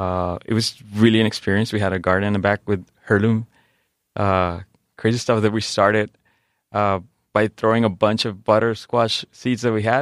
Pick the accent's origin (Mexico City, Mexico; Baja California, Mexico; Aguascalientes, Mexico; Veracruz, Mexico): Baja California, Mexico; Tijuana; moved away; born and raised in Tijuana.